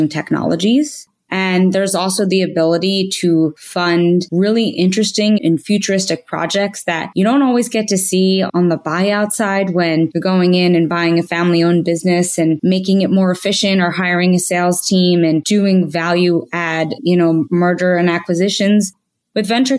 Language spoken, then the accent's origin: English; Philadelphia, Pennsylvania, United States; also born or lived in New York, New Jersey; I grew up in the Philadelphia region